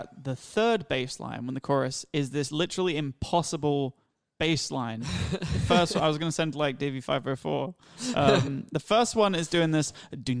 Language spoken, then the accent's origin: English; England, United Kingdom; I came from England. I didn't speak it.